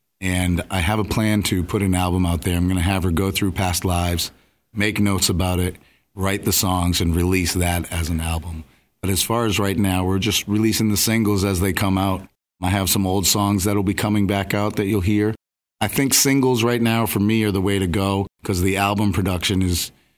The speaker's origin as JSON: {"language": "English", "area": "Cape Cod", "region": "Massachusetts", "country": "United States", "tie": "born or raised there", "also_born_or_lived": "New York / Nashville, Tennessee", "moved": "as an adult", "said": "I grew up on Cape Cod. Left Cape Cod and went to New York for a short period. I moved back to Cape Cod, and then I went to off the Cape."}